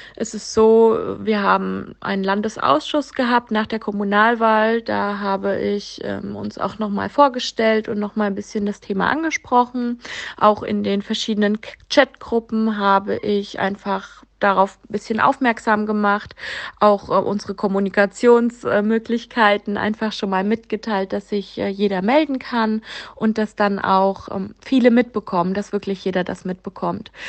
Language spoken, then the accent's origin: German; Vogelsberg district, Hesse, Germany; Ich komme aus dem Vogelsbergkreis in Hessen